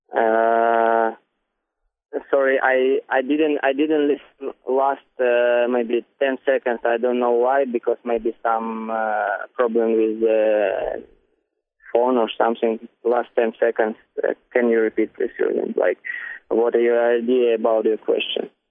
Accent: Donetsk, Donetsk Oblast, Ukraine; English is a second language; I'm from Donetsk

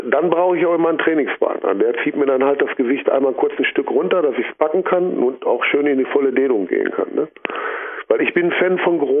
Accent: Recklinghausen, North Rhine-Westphalia, Germany; Ne, ich komme aus Recklinghausen.

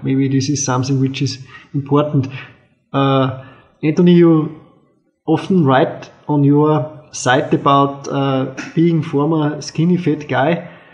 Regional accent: Austria; I'm from Austria

